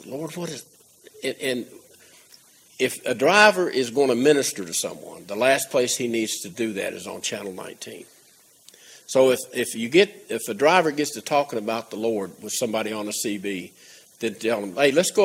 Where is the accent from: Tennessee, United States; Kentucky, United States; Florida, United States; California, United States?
Tennessee, United States; I'm from Tennessee